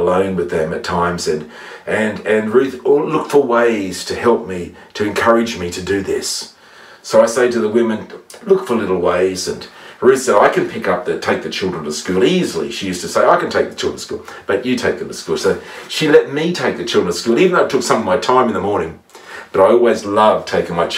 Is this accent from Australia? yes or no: yes; Gunnedah, New South Wales, Australia; my hometown in Gander